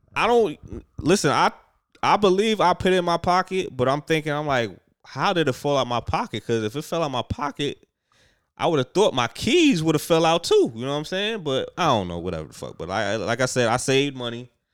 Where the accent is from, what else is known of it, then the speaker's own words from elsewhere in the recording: New York, United States; I'm a New Yorker